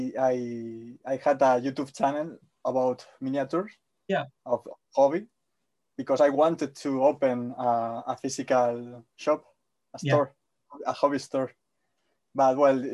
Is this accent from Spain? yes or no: yes; Spain; English is a second language; I'm Spanish.